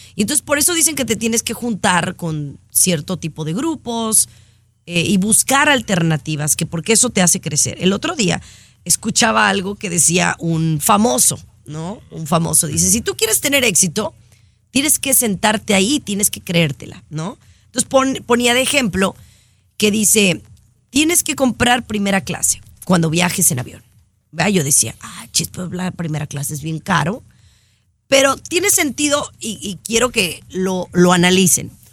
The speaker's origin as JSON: {"language": "Spanish", "country": "Mexico", "said": "con una mexicana, como en mi caso"}